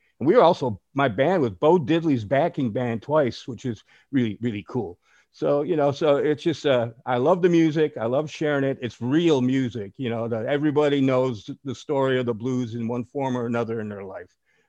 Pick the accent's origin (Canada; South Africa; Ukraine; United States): United States; Chicago, Illinois; moved away; I'm originally from Chicago. I just turned 70 years old the other day. So I grew up in Chicago in the late, you know, where I could realize what's going on in the late 50s and 60s.